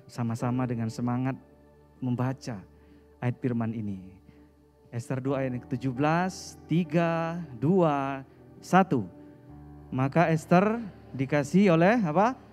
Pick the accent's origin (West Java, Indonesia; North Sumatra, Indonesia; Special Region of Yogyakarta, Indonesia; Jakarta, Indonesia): North Sumatra, Indonesia; Saya asal dari Sumatera Utara. Saya lahir di sana.